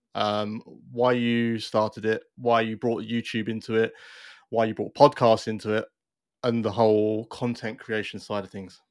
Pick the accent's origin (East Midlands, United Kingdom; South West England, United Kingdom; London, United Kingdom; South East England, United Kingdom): London, United Kingdom; also born or lived in St Albans; now in Cotswolds, United Kingdom; I'm, I'm from London myself originally